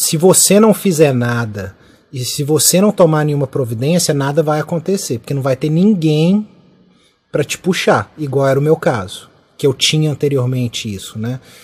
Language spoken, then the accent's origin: Portuguese; Brazil; moved away as an adult; now in United Kingdom; a gente brasileiro